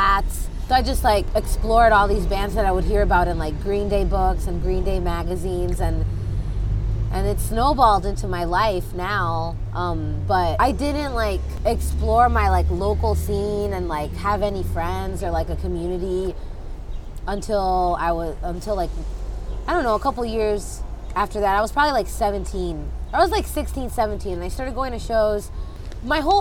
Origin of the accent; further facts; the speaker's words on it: Miami, Florida, United States; now in New York, United States; I'm from Miami, Florida, and I grew up pretty isolated